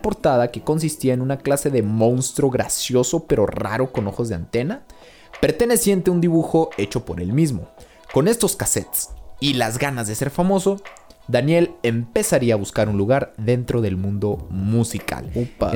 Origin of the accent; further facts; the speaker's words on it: Mexico; soy mexicano